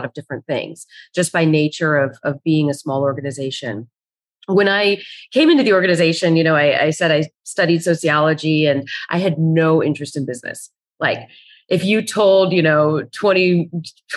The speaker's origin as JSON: {"language": "English", "area": "right outside of Chicago", "region": "Illinois", "country": "United States", "tie": "born or raised there", "said": "I grew up right outside of Chicago"}